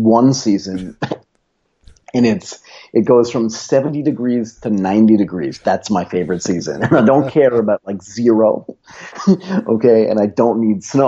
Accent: United States; moved away as an adult; also born or lived in Tokyo, Japan; now in Bangkok, Thailand; I grew up in Boston, Connecticut, and then spent most of my adult life in Tokyo

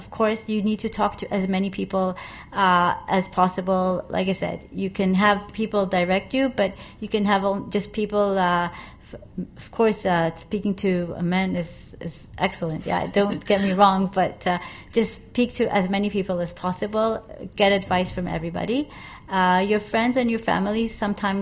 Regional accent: Israel; now in Asia; I come from Israel

